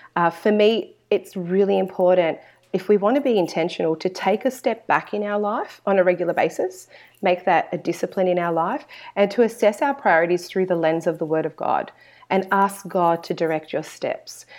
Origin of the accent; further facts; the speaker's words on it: Sydney, New South Wales, Australia; I was born in Australia, um, and I'm very fortunate to have Christian parents who raised my older brother and I in the church, um, here in Sydney, Australia